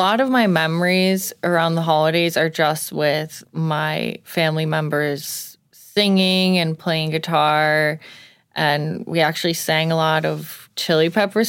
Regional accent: Tabernacle, New Jersey, United States; It's called Tabernacle. It's a very agricultural farm town. I grew up near a lot of cornfields

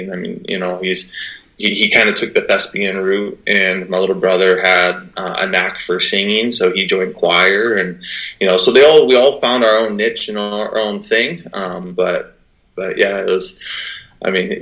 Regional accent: Burlington, Washington, United States; I'm a small town kid, born and raised in Burlington, Washington

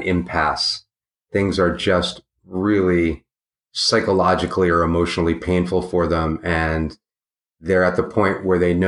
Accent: Washington, District of Columbia, United States; I grew up in Georgetown in Washington, D.C. in a big Victorian mansion

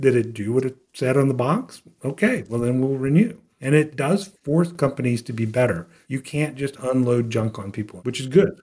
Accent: South Louisiana, United States; moved away as an adult; now in Austin, United States; I grew up in South Louisiana, all the way south

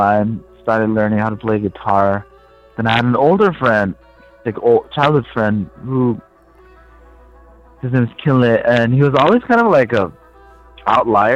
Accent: Bhutan; moved away as an adult; now in Asheville, United States; I'm from Bhutan, which is near Nepal, northeast of India.

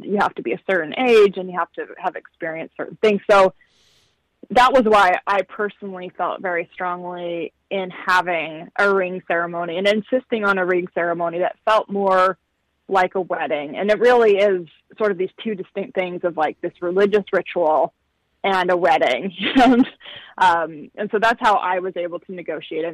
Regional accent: Utah, United States; growing up in Utah

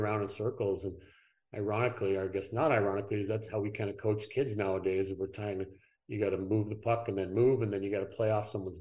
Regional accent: Ottawa, Ontario, Canada; Came back to Ottawa, my hometown

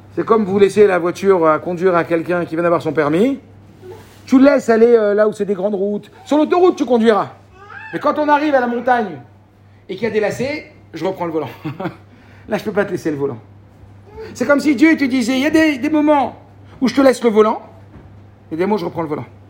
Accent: Morocco; je suis marocain

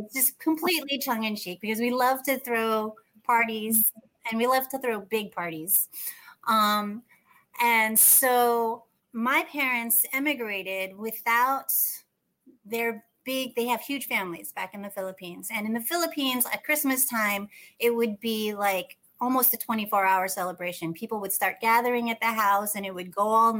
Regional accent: United States; I was born in the States

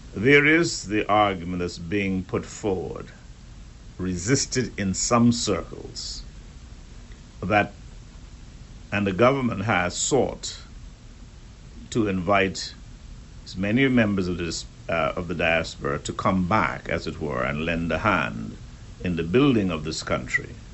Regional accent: Turks & Caicos Islands; we Turks and Caicos Islanders

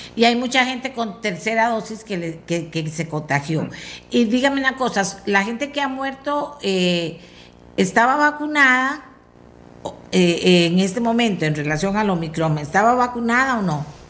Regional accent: Costa Rica; todos como comunidad costarricense

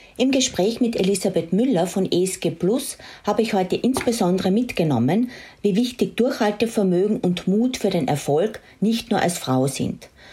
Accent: Austria; für mich als Österreicherin

